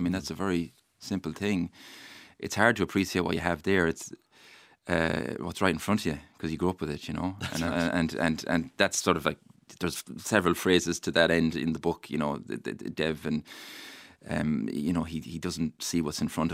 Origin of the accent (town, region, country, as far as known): County Mayo, Ireland; born or raised there